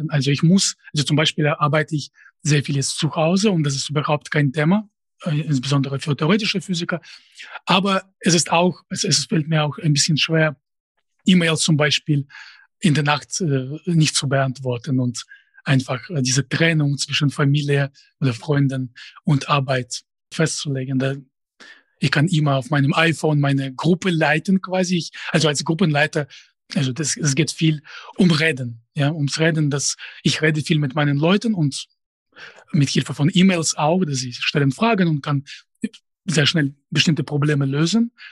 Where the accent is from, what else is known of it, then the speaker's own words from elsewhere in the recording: Russia; first language Russian; German is a second language; einfacher und auf Russisch weiß ich nicht. Das, das wäre einfach in, in bestimmten Sinne. Natürlich, das ist meine Muttersprache. Sie kann nicht ohne Akzent sprechen, aber ich habe keine Ahnung, wer meine Zielgruppe sein würde. Also ich befinde mich außerhalb des äh, Zusammenhangs mit Russland seit äh, 2007 schon